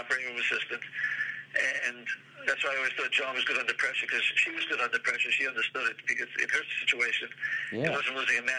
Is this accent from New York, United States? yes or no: yes; Great Neck, New York, United States; I grew up in Great Neck.